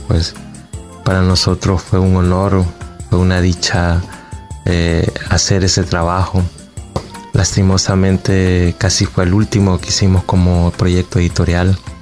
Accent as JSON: {"language": "Spanish", "town": "Quezaltepeque", "region": "La Libertad", "country": "El Salvador", "said": "soy de Quesaltepeque"}